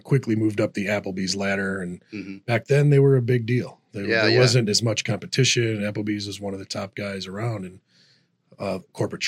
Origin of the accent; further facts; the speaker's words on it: Rolling Meadows, Illinois, United States; I grew up in Rolling Meadows where Rep's Place is